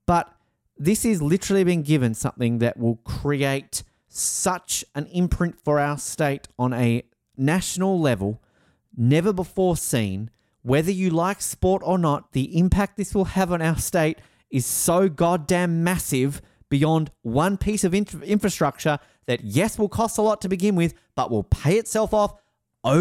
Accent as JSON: {"language": "English", "region": "Tasmania", "country": "Australia", "tie": "born or raised there", "said": "growing up in Tasmania"}